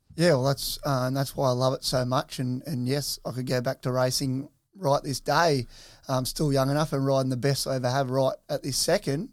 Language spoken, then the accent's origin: English; Soldiers Point, New South Wales, Australia; growing up over at, uh, Soldiers Point, uh, at the back of my nan and pop's